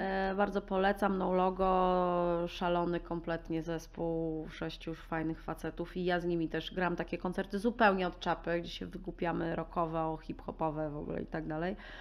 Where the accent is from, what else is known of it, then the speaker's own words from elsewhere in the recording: Warsaw, Masovian Voivodeship, Poland; Ja jestem urodzoną taką warszawianką z dziada Preda. Kocham Warszawę, kocham swoje miasto